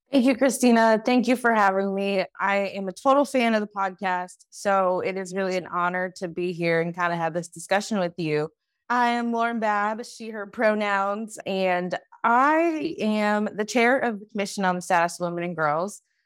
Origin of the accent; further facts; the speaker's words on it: Detroit, Michigan, United States; moved away as an adult; also born or lived in Washington, D.C. / Los Angeles, California; now in Sacramento, United States; I am originally from Detroit, Michigan